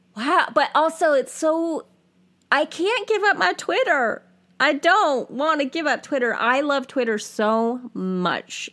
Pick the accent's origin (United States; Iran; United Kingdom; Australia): United States; Central California; I am a white Gen X woman born and raised in Central California